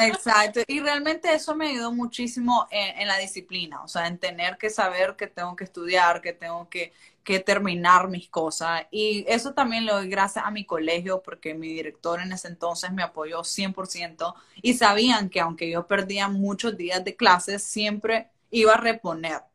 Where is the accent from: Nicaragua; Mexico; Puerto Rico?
Nicaragua; Chinandega; moved away as an adult; now in United States; soy nicaragüense, que vengo de un pueblo que se llama Chinandega y que soy pueblerina